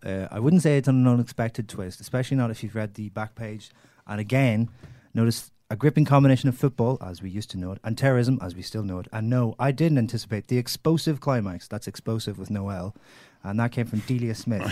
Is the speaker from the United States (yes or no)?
no; Derry, Northern Ireland, United Kingdom; I come from Derry